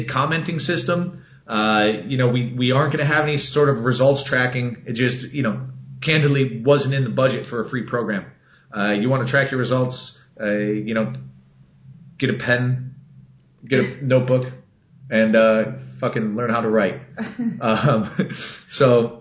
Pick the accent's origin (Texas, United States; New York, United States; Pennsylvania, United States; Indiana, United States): Texas, United States; I'm from Texas